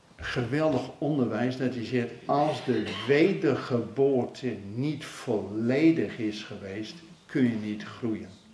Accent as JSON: {"language": "Dutch", "country": "Netherlands"}